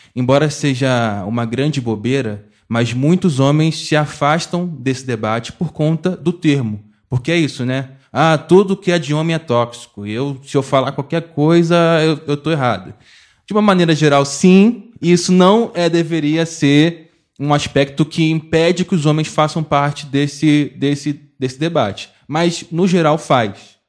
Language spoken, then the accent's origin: Portuguese; Mesquita, Rio de Janeiro, Brazil; sou de Mesquita, na, na da Fluminense, nascido é, e criado